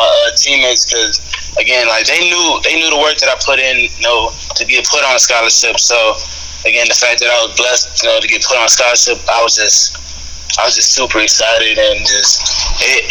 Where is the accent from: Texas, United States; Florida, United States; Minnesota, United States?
Texas, United States; Houston area; moved away as an adult; also born or lived in Kansas / California / Mississippi; I grew up watching the Texans my whole life